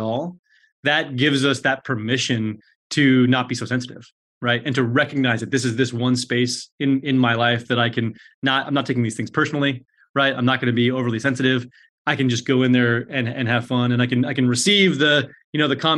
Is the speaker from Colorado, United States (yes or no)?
yes; Colorado, United States; moved away; I'm from Colorado. My folks are still in Denver.